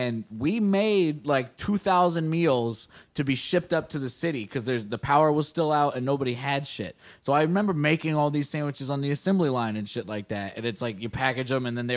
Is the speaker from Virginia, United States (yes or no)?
yes; Northern Virginia, United States; Virginia, Northern Virginia